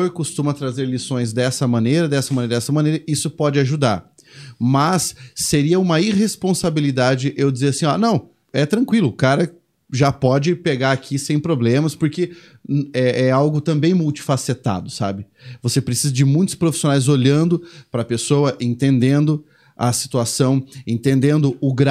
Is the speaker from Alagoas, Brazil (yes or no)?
no; Uberaba, Minas Gerais, Brazil; Uberaba também, lá de onde eu venho